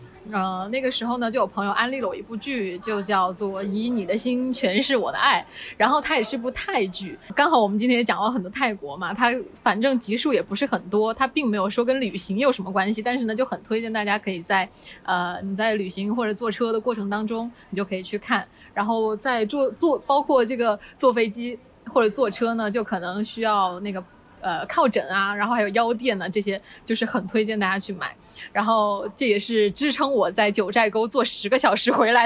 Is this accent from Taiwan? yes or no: no; Guangdong, China; 尤其是现在广州进入决赛圈，就是大家听到我们是广东来的，他还是很害怕，你知道吗？